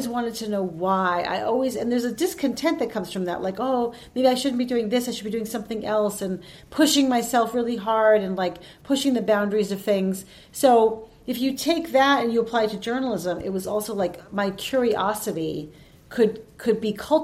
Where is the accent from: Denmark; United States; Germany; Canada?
United States; Holliston, Massachusetts; I was born in Holliston, Mass, which is the town next door to Hopkinton